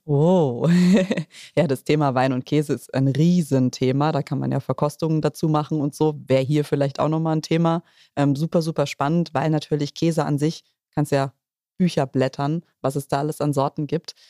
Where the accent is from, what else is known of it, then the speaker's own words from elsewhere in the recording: Rhineland-Palatinate, Germany; bei uns in der Pfalz